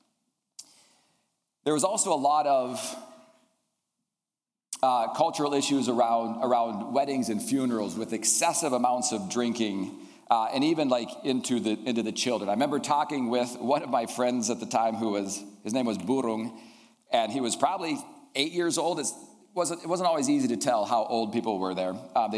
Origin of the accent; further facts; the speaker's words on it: Indonesia; I grew up in Indonesia, and I'd like to share a little bit about that.